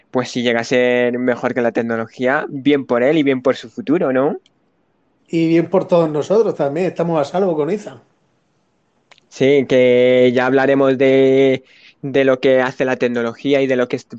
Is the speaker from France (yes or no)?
no; Spain; Yo soy español de España.